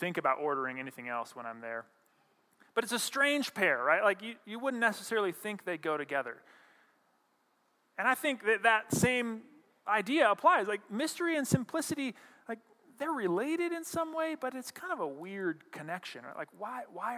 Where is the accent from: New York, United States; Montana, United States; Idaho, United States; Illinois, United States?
Montana, United States; moved away; I grew up in Montana